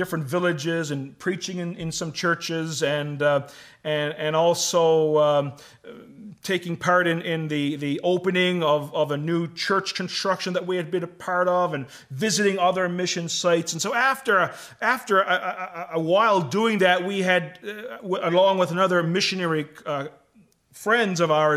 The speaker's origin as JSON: {"language": "English", "region": "Newfoundland and Labrador", "country": "Canada", "moved": "yes", "said": "I come from the East Coast and come from Newfoundland"}